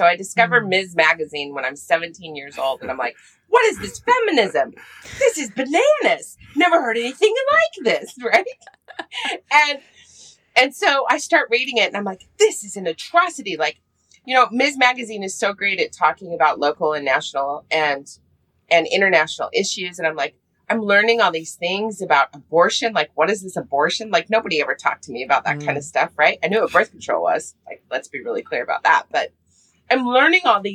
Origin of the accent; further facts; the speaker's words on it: Park City, Utah, United States; also born or lived in Fairbanks, Alaska / San Francisco; I grew up in Park City, Utah, when Park City was actually a small town